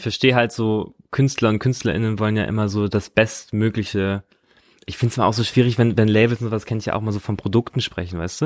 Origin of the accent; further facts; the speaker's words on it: Munster, Lower Saxony, Germany; neben Soltau ist der Ort Munster, da bin ich aufgewachsen